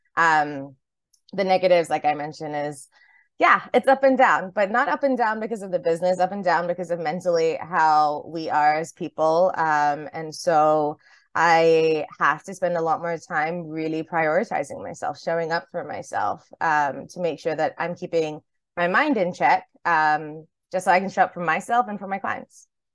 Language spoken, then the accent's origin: English; Highland, New York, United States; now in Singapore; from my time, like, growing up in Highland, New York